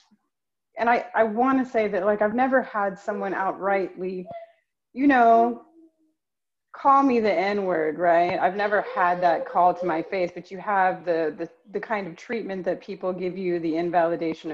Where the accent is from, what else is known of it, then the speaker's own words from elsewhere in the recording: Los Angeles, California, United States; moved away as an adult; also born or lived in Marseille, France; now in Geneva, Switzerland; I'm from the Valley, from like Los Angeles